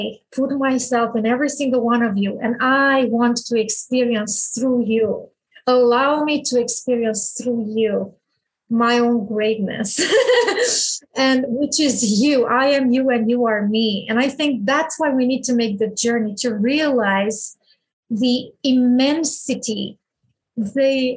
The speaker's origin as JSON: {"language": "English", "country": "Romania", "tie": "born or raised there", "said": "I was born in Romania in 1981"}